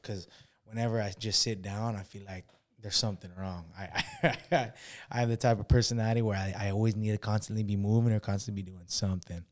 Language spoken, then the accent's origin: English; Los Osos, California, United States; I grew up in, uh, oh my God, this small ass, like, city, uh, close to San Luis Obispo called Los Osos